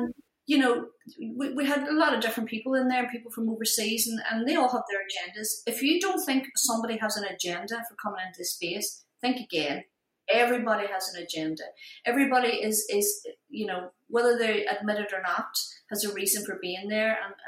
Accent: Ireland; I'm Irish. You know, you have to earn it.

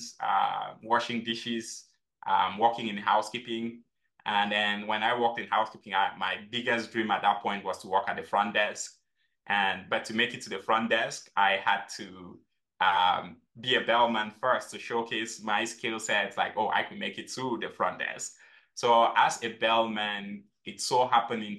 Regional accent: Cameroon; now in United States; I grew up in Cameroon, and growing up in Cameroon, we had six farms.

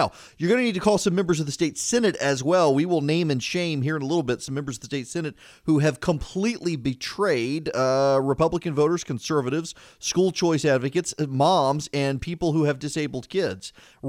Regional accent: Dubai, United Arab Emirates; I grew up in Dubai. And I went, Dubai was very Western. It was the freest of all the Islamic countries in the Middle East.

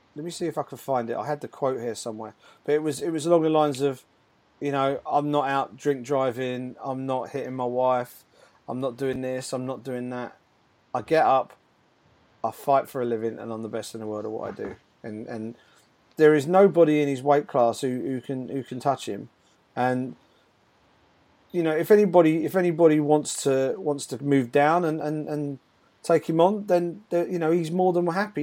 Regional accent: United Kingdom; as a Brit

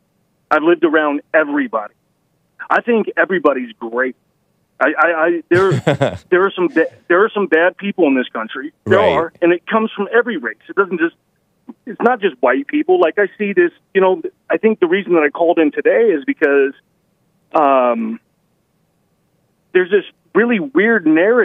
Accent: Roswell, New Mexico, United States; born there; so I was born in Roswell, New Mexico.

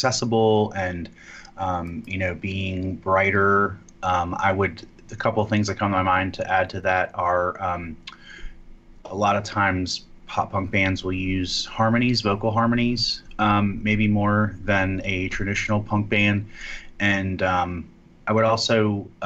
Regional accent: Philadelphia, Pennsylvania, United States; I grew up in Philadelphia

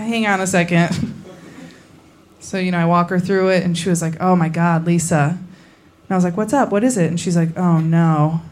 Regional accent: about an hour outside Chicago, Indiana, United States; now in Los Angeles, United States; I am from Indiana

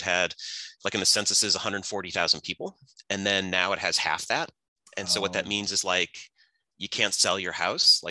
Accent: Scranton, Pennsylvania, United States; moved away; I grew up in Scranton, Pennsylvania, which is in Northeast PA

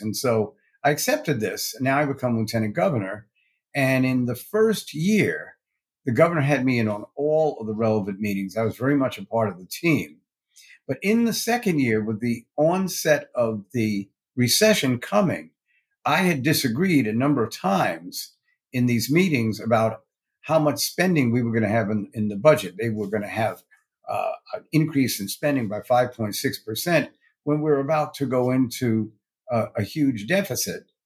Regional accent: New York City, New York, United States; also born or lived in Westchester County, New York; I was born in Brooklyn, New York

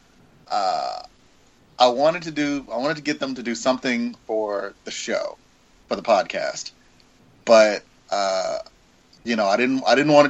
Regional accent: the South, United States; I'm from the South.

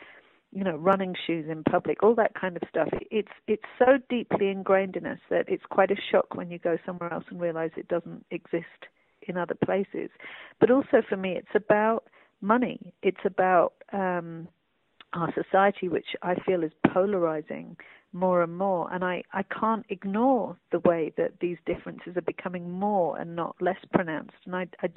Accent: London, United Kingdom; I grew up in London

